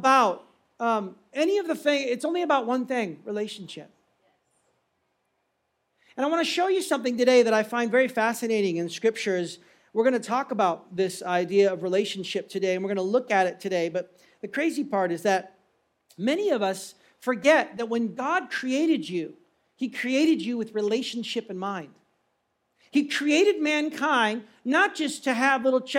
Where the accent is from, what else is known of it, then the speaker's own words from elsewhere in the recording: United States; moved away; I'm American